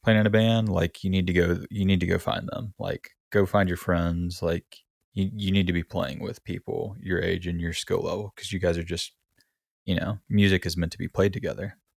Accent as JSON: {"language": "English", "region": "South Alabama", "country": "United States", "moved": "yes", "said": "I'm from South Alabama originally along the Gulf Coast."}